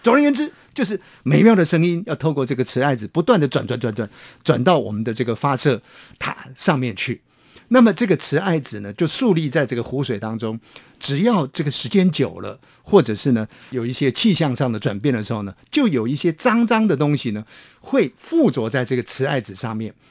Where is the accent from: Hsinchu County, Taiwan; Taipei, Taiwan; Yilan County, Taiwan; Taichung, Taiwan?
Hsinchu County, Taiwan; near Laohukou; moved away; 在我的老家呢，有一个叫做老虎口的微波站